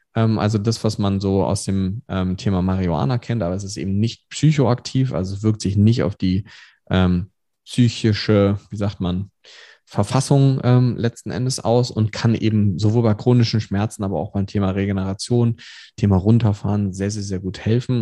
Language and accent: German; Germany; wir als Deutsche